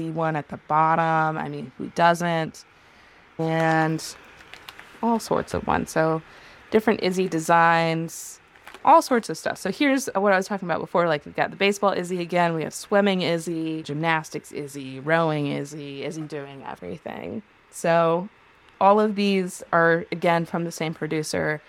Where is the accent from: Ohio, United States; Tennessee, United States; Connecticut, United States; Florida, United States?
Ohio, United States; now in Atlanta, United States; I was growing up in Ohio